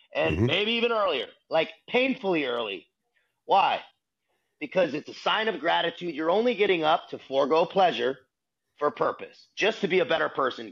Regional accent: San Diego, California, United States; also born or lived in Boston, Massachusetts; San Diego, California is what my hometown. I consider my hometown where I grew up. Born in Boston, still family there, but raised in San Diego through all the formative years.

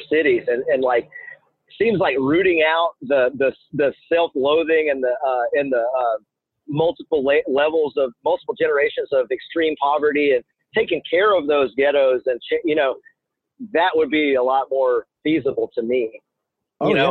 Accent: United States; growing up in America

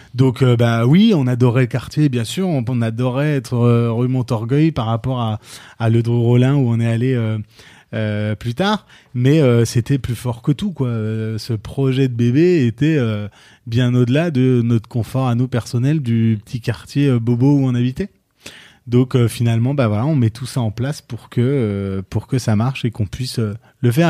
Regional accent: France; on est aux États-Unis et que nous on est français

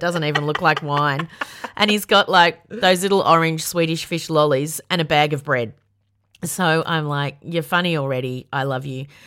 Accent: Yarra Valley, Victoria, Australia; I'm a bogan from the Yarra Valley, so I know how to party.

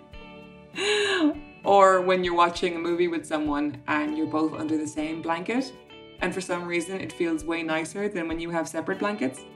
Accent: Ireland; being Irish

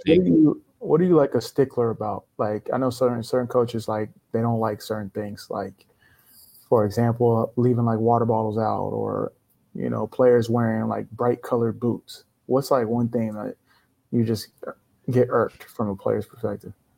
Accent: Sacramento, California, United States; I'm from Sac.

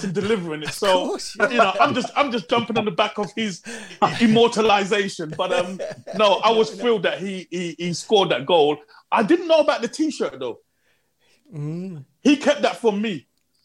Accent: London, United Kingdom; moved away as an adult; also born or lived in Birmingham; I'm coming from London

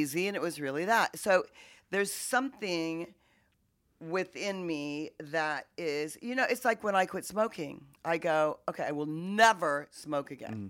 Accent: Wichita, Kansas, United States; I come from Wichita, Kansas

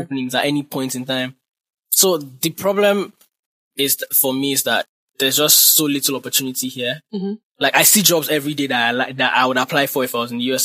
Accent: Nigeria; also born or lived in Ibadan / Ilupeju, Lagos; now in Lagos, Nigeria; being in Nigeria and being a Nigerian.

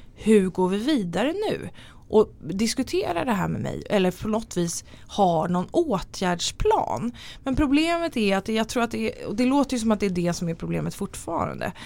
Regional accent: Tyresö, Stockholm County, Sweden; now in Nacka, Sweden; Jag är från Stockholm, eller utanför Stockholm. Jag är född i Tyresö, men eh, bor i Nacka

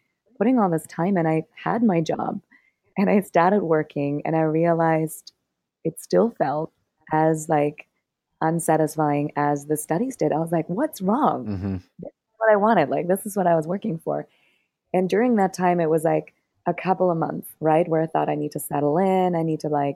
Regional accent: Germany; moved away as an adult; also born or lived in Berlin, Germany / Cambodia / Thailand; I'm from Germany originally, and I moved to Berlin

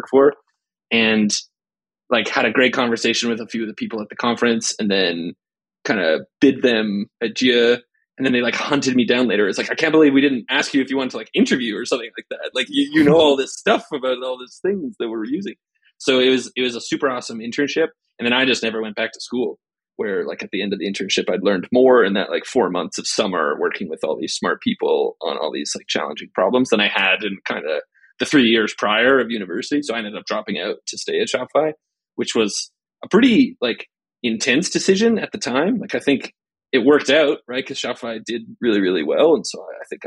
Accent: Canada; now in Ottawa, Canada; I'm a Canadian.

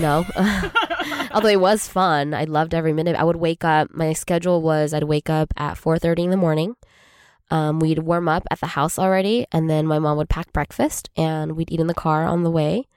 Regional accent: Arcadia, California, United States; we're both from Arcadia, California

